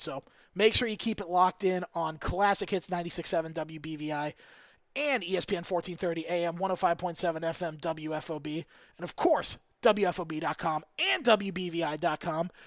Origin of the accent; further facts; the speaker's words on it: Olmsted Falls, Ohio, United States; My hometown, Olmsted Falls, Olmsted Township